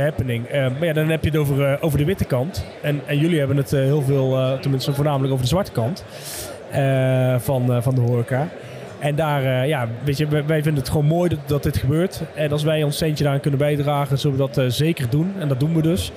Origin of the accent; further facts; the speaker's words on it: Limburg, Netherlands; moved away; also born or lived in Amsterdam; als Limburger. Al, al, alhoewel ik 13 jaar in Amsterdam gewoond heb.